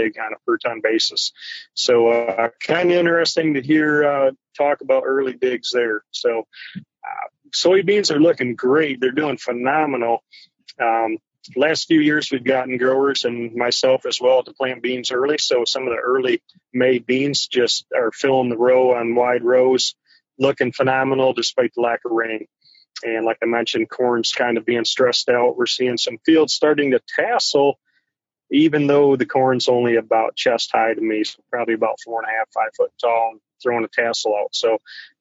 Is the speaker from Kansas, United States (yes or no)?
no; Standish, Michigan, United States; I'm from Northeast Michigan. North of Saginaw. So my hometown is Standish, Michigan